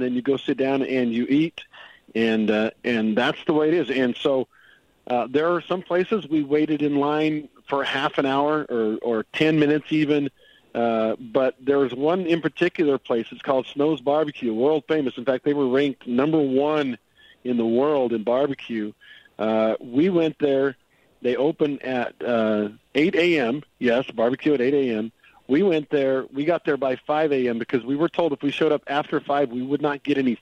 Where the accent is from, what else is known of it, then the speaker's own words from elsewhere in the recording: South Central Texas, United States; moved away; I grew up down here in South Central Texas